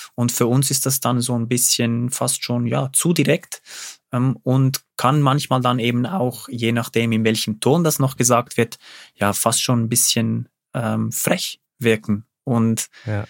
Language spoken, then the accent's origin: German; Switzerland